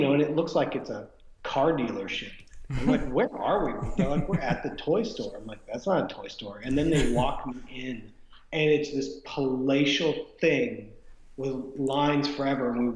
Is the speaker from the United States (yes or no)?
yes; United States; I am an American